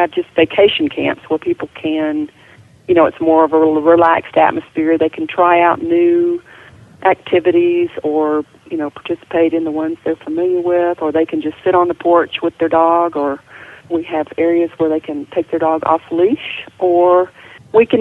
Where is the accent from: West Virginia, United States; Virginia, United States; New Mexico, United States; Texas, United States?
Texas, United States; moved away as an adult; also born or lived in Montana; now in Red Lodge, Montana, United States; I'm a Texan. I've just been up here about 10 years